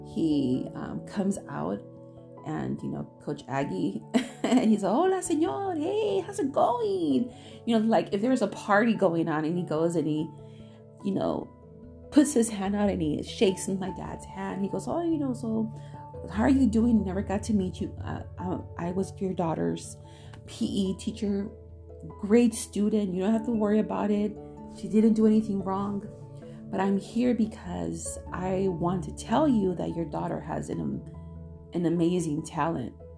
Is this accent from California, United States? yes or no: yes; Chino, California, United States; my hometown in Chino